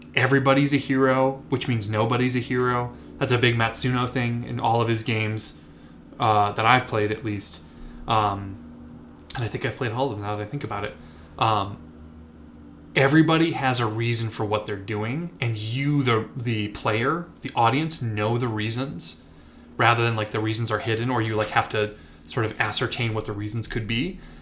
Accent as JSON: {"language": "English", "town": "Minneapolis", "region": "Minnesota", "country": "United States", "tie": "born or raised there", "said": "I grew up in the Twin Cities, Minneapolis, Minnesota."}